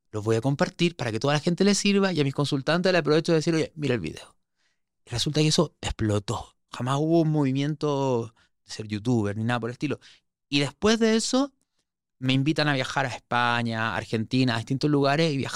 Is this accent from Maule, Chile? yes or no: no; Santiago, Santiago Metropolitan Region, Chile; moved away; Sí, sí, sí que no se me nota el acento? ¿Cuántas veces me vas a decir po dentro de todo? No, no, yo ya ocho años fuera de Chile lo tengo neutralizadísimo